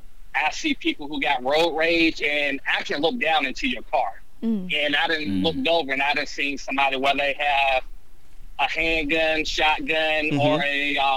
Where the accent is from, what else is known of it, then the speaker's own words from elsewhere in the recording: North Carolina, United States; North Carolina.